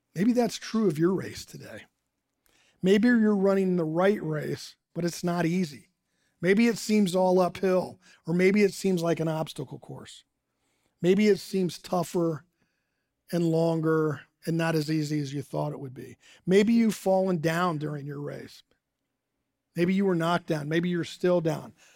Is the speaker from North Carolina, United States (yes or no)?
no; Dayton, Ohio, United States; moved away as an adult; now in Morgantown, United States; I grew up in Dayton, Ohio.